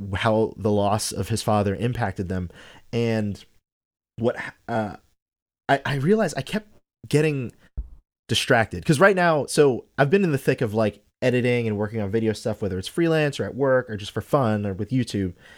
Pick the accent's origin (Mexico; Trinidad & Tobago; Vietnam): Trinidad & Tobago; moved away; I'm from Trinidad. We don't have football. Like, I grew up watching cricket.